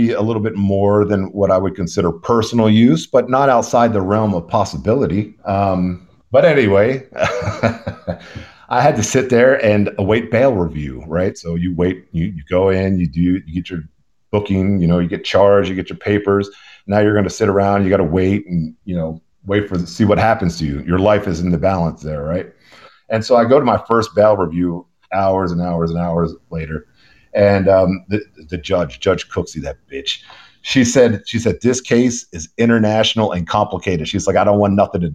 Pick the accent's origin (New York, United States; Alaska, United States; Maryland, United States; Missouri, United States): Maryland, United States; Baltimore; moved away as an adult; now in Houston, United States; I grew up in the Baltimore City, born and raised